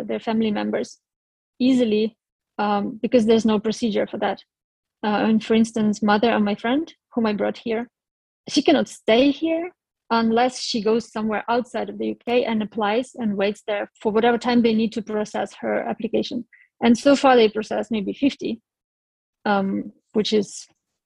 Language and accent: English; Ukraine; moved away as an adult; now in United Kingdom; I'm from Ukraine